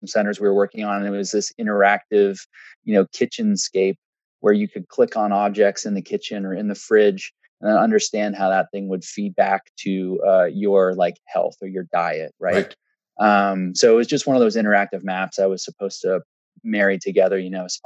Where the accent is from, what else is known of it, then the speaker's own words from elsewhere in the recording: Waterloo, Ontario, Canada; I grew up in Waterloo.